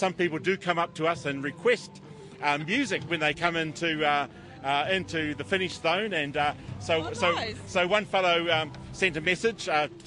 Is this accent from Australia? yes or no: no; Hastings, Hawke's Bay, New Zealand; I'm from Ngāti Kahungunu Iwi in Hastings